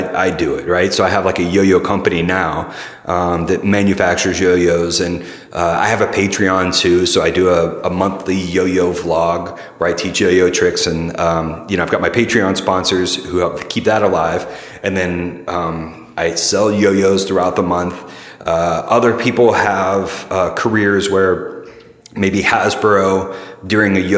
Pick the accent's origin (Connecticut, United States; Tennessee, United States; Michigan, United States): Tennessee, United States; Middle; born or raised there; also born or lived in St. Louis, Missouri; now in San Francisco, United States